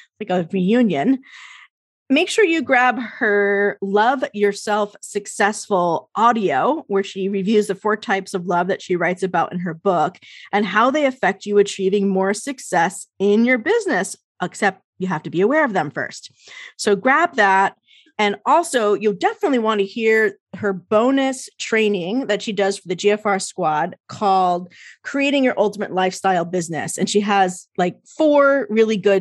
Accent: New Jersey, United States; accent: Jersey; my Jersey accent

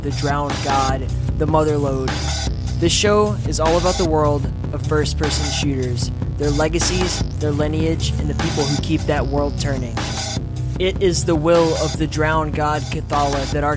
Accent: Alabama, United States; moved away; I'm from Alabama

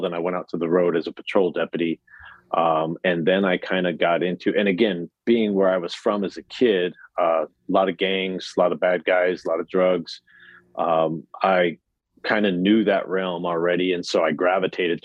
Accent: Phoenix, Arizona, United States; I'm an Arizona native, so I was born and raised in Phoenix

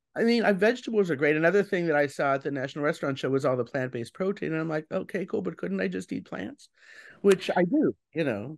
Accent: Colorado, United States; now in New York, United States; I'm not a native New Yorker. I'm originally from Colorado

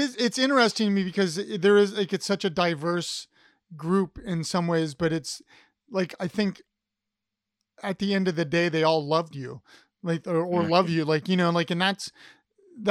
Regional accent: Ohio, United States; I'm from Ohio

